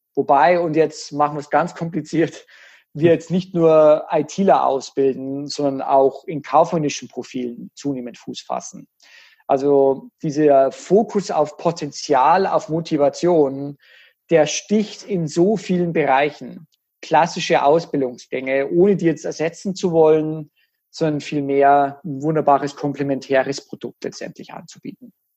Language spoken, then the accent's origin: German; Germany